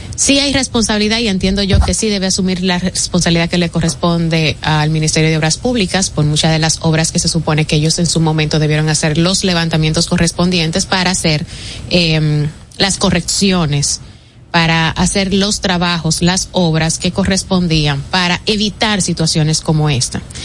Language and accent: Spanish; Dominican Republic; como buenos dominicanos